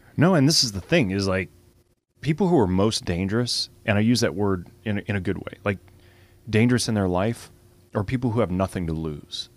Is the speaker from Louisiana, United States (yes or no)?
yes; Lafayette, Louisiana, United States; Lafayette's, you know, we're, we're Cajun foodies down here